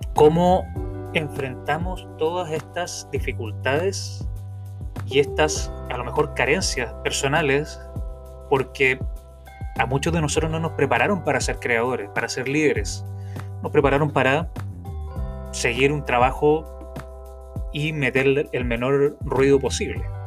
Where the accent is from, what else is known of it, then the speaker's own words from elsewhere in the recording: Viña del Mar, Valparaíso, Chile; now in San Juan, Puerto Rico; nacido y criado en Viña del Mar, Chile, pero actualmente viviendo en San Juan, en Puerto Rico